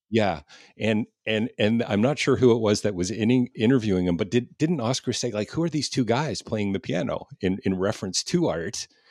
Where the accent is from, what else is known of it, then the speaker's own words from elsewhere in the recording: Canada; as a Canadian